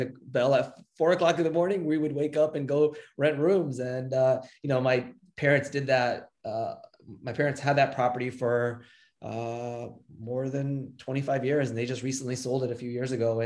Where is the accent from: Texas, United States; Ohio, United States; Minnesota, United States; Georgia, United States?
Texas, United States; Houston; born or raised there; also born or lived in England / Chicago / Florida